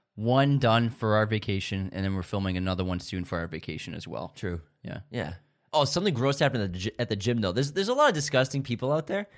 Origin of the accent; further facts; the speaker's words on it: United States; that's one of the cons to being American is like you only know English